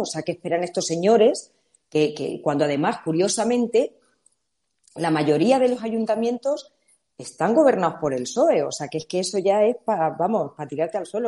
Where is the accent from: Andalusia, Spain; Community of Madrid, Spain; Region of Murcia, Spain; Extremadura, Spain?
Extremadura, Spain; La Siberia; la Siberia extremeña, a pesar de que su nombre puede un poco eh, mandarnos a Rusia, no tenemos nada que ver, es verde, tiene mucha agua, somos la zona de Extremadura